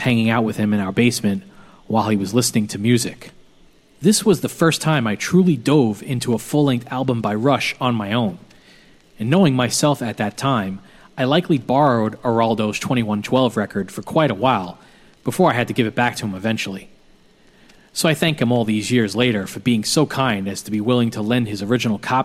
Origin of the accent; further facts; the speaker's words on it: New York City, New York, United States; our house where I grew up in Bensonhurst, Brooklyn